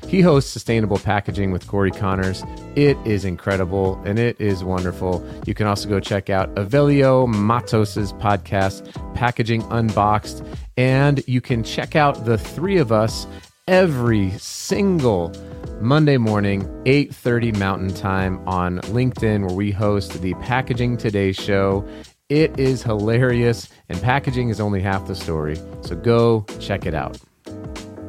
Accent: Colorado, United States; now in Utah, United States; I grew up in Colorado and I live in Utah

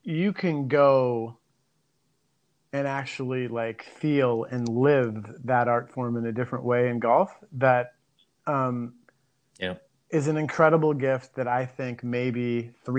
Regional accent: Minneapolis, Minnesota, United States; moved away; I'm originally from Minneapolis

